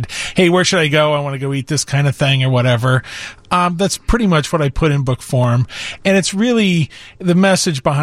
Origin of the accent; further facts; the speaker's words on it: Wichita, Kansas, United States; now in Chicago, United States; I'm originally from Wichita, Kansas, home of both Pizza Hut and White Castle